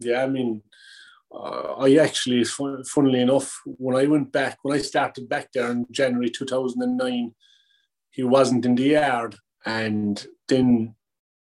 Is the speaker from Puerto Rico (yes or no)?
no; Cork, Munster, Ireland; moved away as an adult; also born or lived in United States; now in England; I grew up in Cork, on the farm.